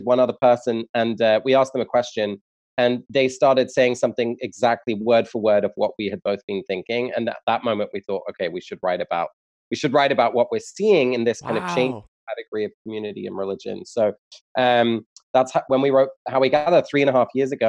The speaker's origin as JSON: {"language": "English", "region": "England", "country": "United Kingdom", "moved": "as an adult", "lives_now": "United States", "said": "I'm from England originally. I moved to the US about 6 years ago"}